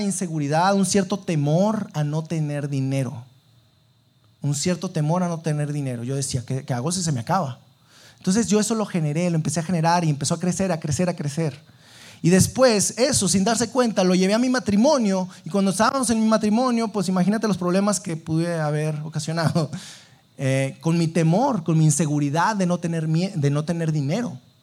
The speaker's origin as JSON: {"language": "Spanish", "town": "Sabinas", "region": "Coahuila", "country": "Mexico", "moved": "as an adult", "lives_now": "Saltillo, Mexico", "said": "yo eh, no soy de aquí de Saltillo, yo soy de Sabinas"}